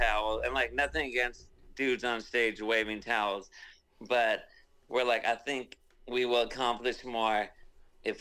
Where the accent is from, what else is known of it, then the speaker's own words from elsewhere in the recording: Southern California, United States; I'm from Southern California